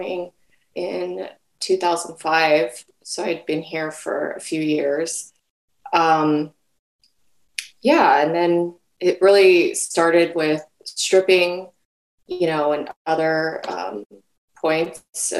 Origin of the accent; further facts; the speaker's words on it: Central California, United States; also born or lived in South Korea; I was born in South Korea and adopted by a Japanese American family to Central California.